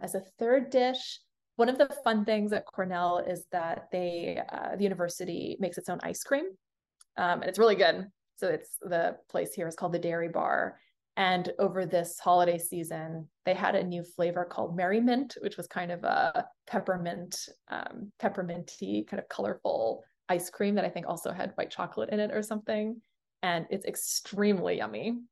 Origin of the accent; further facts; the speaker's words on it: Singapore; I was born in Singapore.